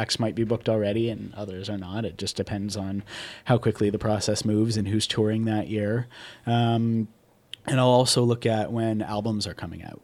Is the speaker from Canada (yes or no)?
yes; Newmarket, Ontario, Canada; I'm from Newmarket, which is a suburb of Toronto